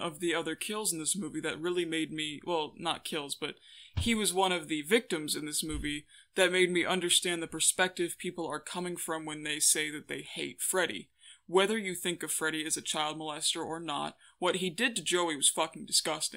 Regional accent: Cleveland, Ohio, United States; I was born in Cleveland

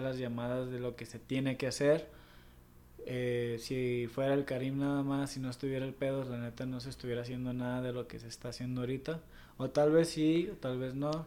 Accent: Mexico

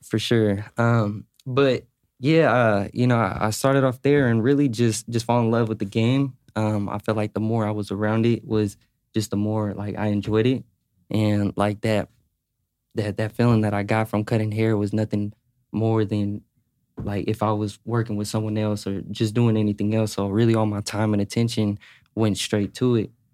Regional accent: Sacramento, California, United States; also born or lived in Carson City, Nevada; I'm from Carson, but I moved to Sacramento when I was, like, five

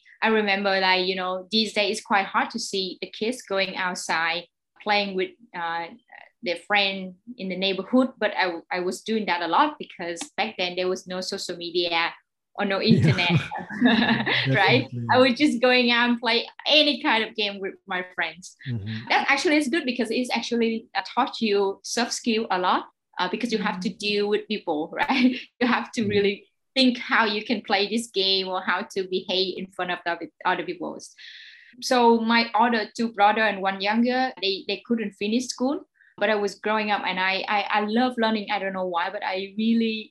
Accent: Ho Chi Minh City, Vietnam; I was born here in Saigon, in District 10

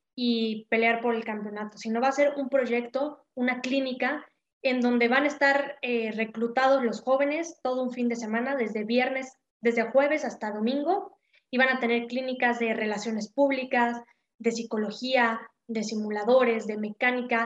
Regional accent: Puebla, Mexico; yo soy de aquí de Puebla

